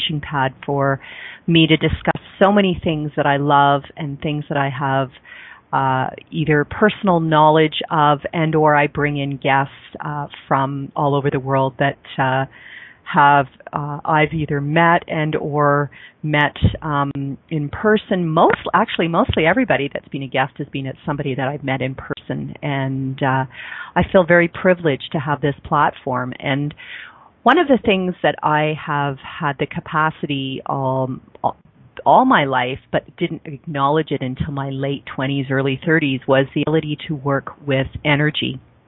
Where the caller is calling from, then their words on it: Calgary, Alberta, Canada; I'm calling in from Calgary, Alberta, Canada